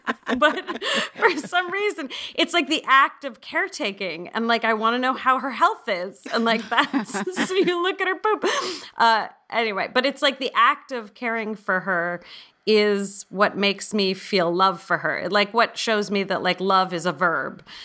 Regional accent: San Francisco, California, United States; I grew up in San Francisco

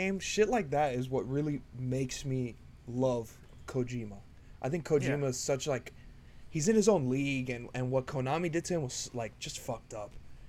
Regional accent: Florida, United States; I'm from Florida.

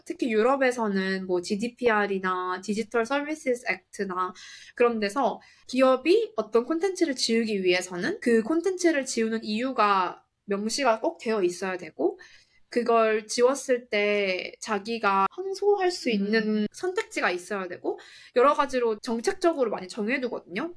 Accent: South Korea; moved away as an adult; also born or lived in United States; now in Singapore; 저는 한국에서 나고 자라서 깔깔이님과 단카리님과 같이 고등학교를 나왔고

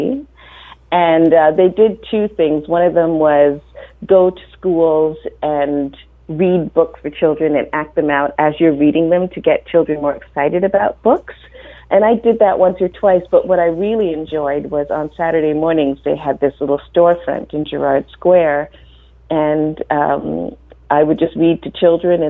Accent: Jamaica; moved away; I was born in Jamaica, and kids go to school really young

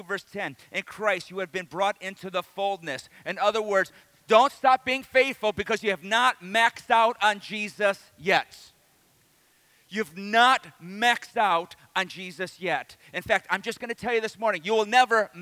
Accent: Detroit, Michigan, United States; also born or lived in the South; I grew up in Detroit, but I went to Bible college in the South

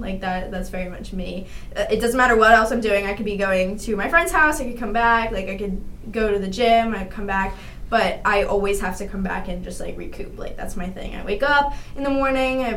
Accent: Cranford, New Jersey, United States; I'm from Cranford, New Jersey, and I grew up in like a small suburban town.

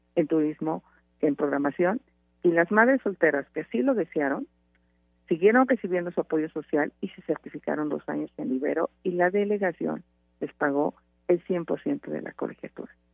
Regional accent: Hidalgo, Mexico; me enfrenté a los caciques hidalguenses como candidata a gobernadora

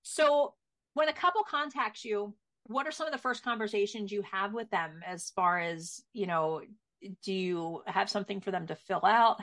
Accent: East Coast, United States; now in Montana, United States; I'm from the East Coast

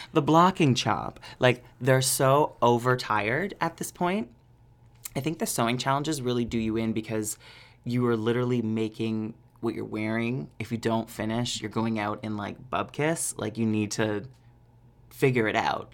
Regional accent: Peterborough, Ontario, Canada; moved away; did a show in Peterborough for my hometown for the first time since being on Canada's Drag Race

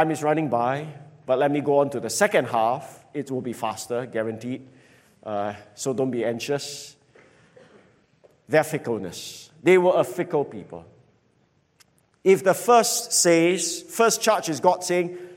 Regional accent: Singapore; I grew up in Jalan Kayu

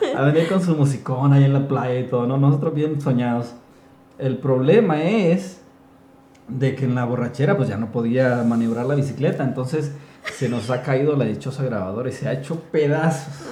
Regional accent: Honduras; nosotros, los de Honduras, porque soy hondureño

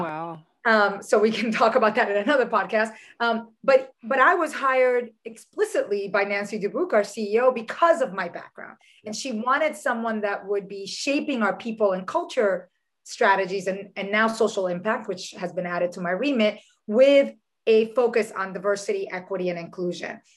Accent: Dominican Republic; also born or lived in New York City, United States; now in United States; I was born in New York City uh, to a, a, father who's Dominican and a mother who's Puerto Rican, but I was raised in the Dominican Republic.

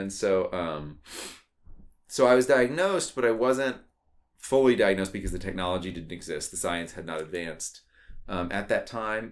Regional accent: Austin, Texas, United States; I was born in Austin, Texas.

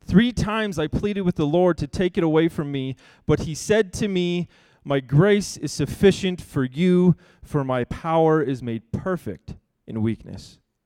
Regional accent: Vancouver, British Columbia, Canada; We grew up in Vancouver, in a 3-bedroom house that had 1 bathroom for 6 people.

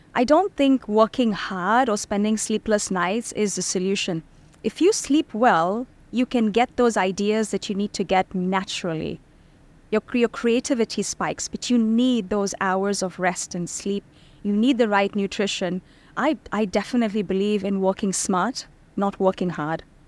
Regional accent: Bahrain; moved away as an adult; also born or lived in India; now in Dubai, United Arab Emirates; I was born in India, then I was raised in Bahrain

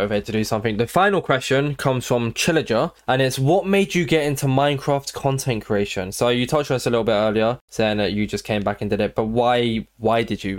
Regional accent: United Kingdom; Because we're both British, so we talk all the time.

